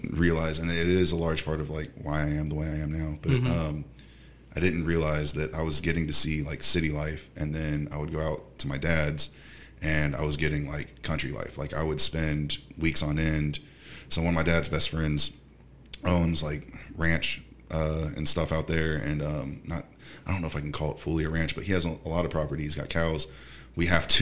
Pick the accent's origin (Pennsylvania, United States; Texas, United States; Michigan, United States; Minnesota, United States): Texas, United States; Houston; also born or lived in Baltimore, Maryland / Grover, Wyoming; I was raised mostly here